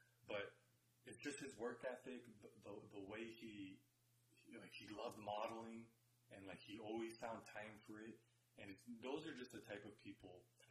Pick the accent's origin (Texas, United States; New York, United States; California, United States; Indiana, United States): Texas, United States; San Antonio; So everyone's saying where they're from. And we both said we're from San Antonio.